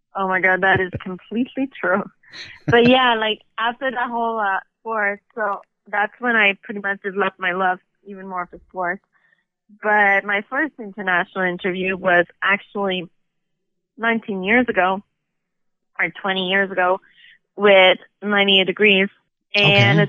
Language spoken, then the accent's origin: English; Montreal, Quebec, Canada; now in Toronto, Canada; I'm from Montreal